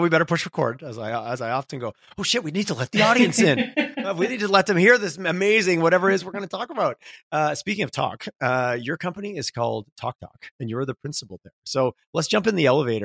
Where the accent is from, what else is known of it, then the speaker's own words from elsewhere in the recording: Quebec, Canada; growing up in Quebec